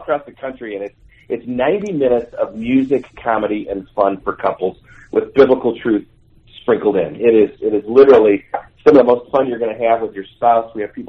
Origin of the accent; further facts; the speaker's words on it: Michigan, United States; Well, you see, we're from Michigan